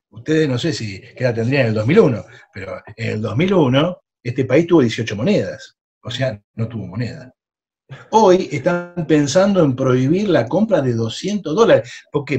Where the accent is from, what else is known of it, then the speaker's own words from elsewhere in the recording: Argentina; yo como buena argentina